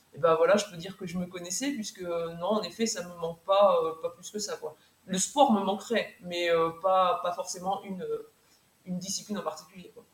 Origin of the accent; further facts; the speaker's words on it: Mayenne, Pays de la Loire, France; moved away as an adult; also born or lived in Orne; j'ai demandé une mutation en septembre 2018 pour la Mayenne donc je suis revenue dans ma terre euh, dans ma terre natale